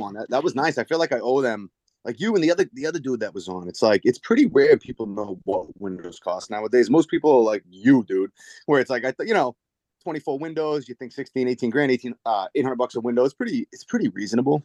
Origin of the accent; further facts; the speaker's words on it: Dracut, Massachusetts, United States; I grew up in Drake at Mass, right in the lower line. So that Merrimack Valley